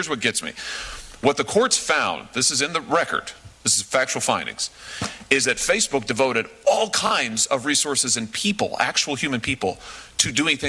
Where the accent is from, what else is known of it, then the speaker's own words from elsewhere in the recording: Missouri, United States; my home state of Missouri